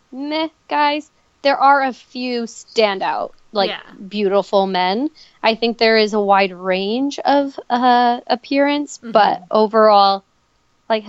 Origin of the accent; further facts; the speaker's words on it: Minnesota, United States; moved away; I'm from Minnesota